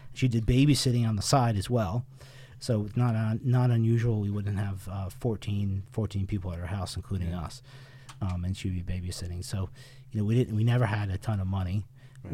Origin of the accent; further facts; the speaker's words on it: Windsor, Connecticut, United States; we were born and raised in Windsor, Connecticut one of the oldest towns in Connecticut